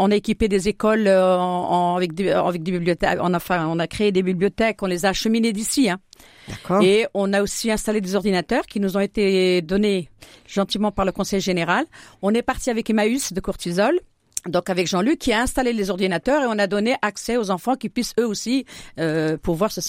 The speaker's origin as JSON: {"language": "French", "region": "Fès-Meknès", "country": "Morocco", "tie": "born or raised there", "lives_now": "Châlons-en-Champagne, France", "said": "association porte le nom de Bouiblane puisque cette montagne-là, je suis née au pied de, cette montagne. Je suis originaire de Bouiblane."}